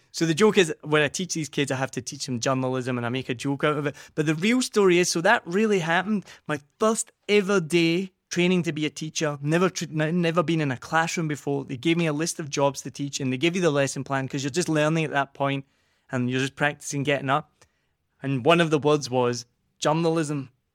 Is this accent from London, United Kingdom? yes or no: no; Scotland, United Kingdom; accent: Scottish; moved away; also born or lived in New Zealand; I'm from Scotland